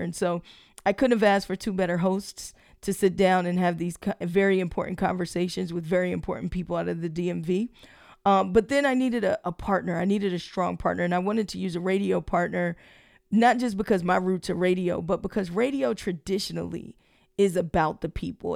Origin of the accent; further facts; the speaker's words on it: Prince George's County, Maryland, United States; I grew up in Prince George's County